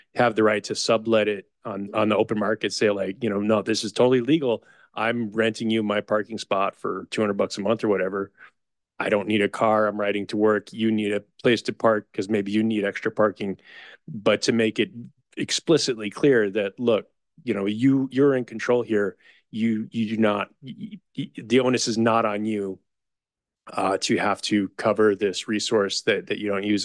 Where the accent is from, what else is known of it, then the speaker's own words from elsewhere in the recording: Chicago, Illinois, United States; now in Sunnyvale, United States; I grew up in Chicago